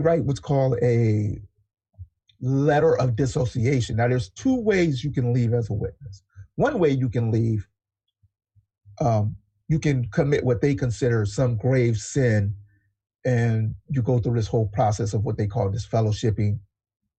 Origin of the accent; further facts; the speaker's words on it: California, United States; also born or lived in Texas; I'm a Californian, born in Texas, been in California since I was seven, so I'm just a Californian